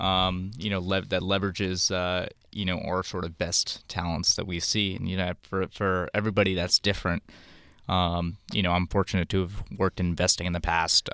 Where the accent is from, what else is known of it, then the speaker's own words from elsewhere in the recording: India; I'm from India, my parents are gold bugs